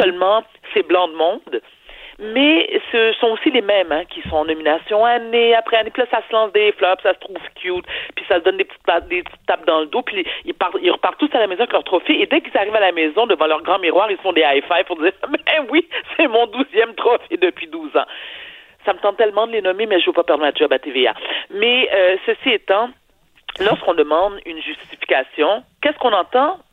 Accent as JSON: {"language": "French", "region": "Quebec", "country": "Canada", "tie": "born or raised there", "said": "je suis née au Québec"}